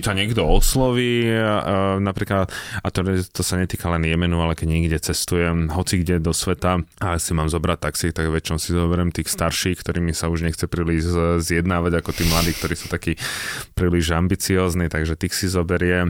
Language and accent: Slovak; Slovakia; ty povieš Slovensko